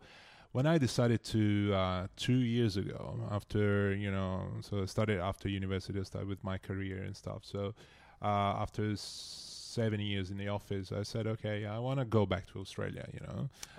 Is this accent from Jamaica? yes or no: no; Italy; Oh, I didn't move that much. So I was just in my small little town.